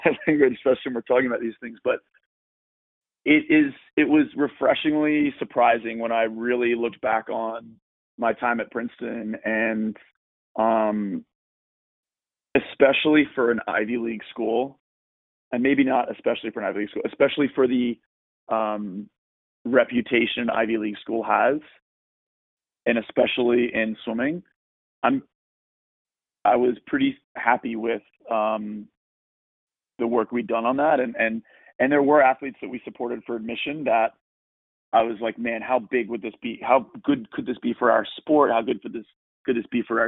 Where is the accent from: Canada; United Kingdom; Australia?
Australia; also born or lived in Washington, D.C., United States; now in Texas, United States; I also grew up in Australia for most of my childhood